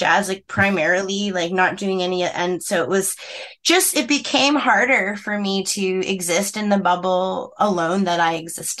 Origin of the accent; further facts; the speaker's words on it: Calgary, Alberta, Canada; moved away as an adult; also born or lived in Cranbrook, British Columbia / New York / Toronto; So I'm from Cranbrook and then went to Calgary after when I was 10. So really, I did kind of grow up in Calgary. But I'm from, so where I'm living right now is smack dab in the middle between Cranbrook and Calgary